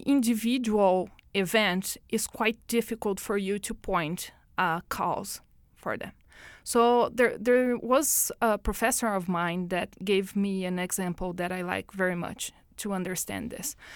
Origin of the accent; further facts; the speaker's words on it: Brazil; moved away as an adult; now in Edmonton, Canada; born in Brazil.